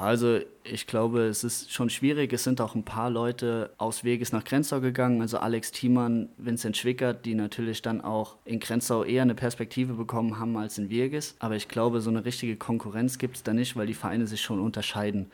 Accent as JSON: {"language": "German", "town": "Dernbach", "region": "Rhineland-Palatinate", "country": "Germany", "said": "ich komme aus Dernbach, hier bei Montabaur"}